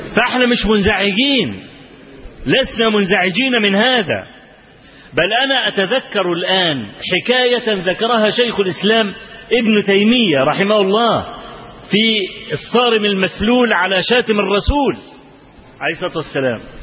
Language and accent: Arabic; Egypt; عندنا في مصر